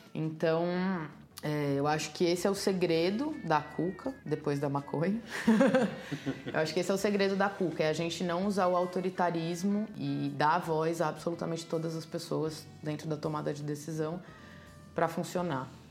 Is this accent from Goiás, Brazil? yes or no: no; Santos, São Paulo, Brazil; Eu sou de Santos